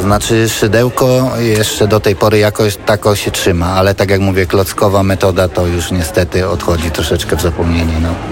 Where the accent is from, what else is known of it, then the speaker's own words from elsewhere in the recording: Silesian Voivodeship, Poland; moved away; ja pochodzę ze Śląska